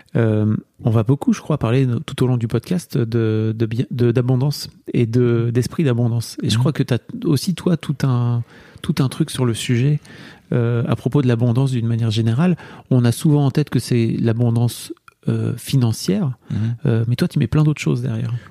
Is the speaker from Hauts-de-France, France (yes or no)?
yes; the North, Hauts-de-France, France; je viens de là, moi. Hein, tu vois, je viens du Nord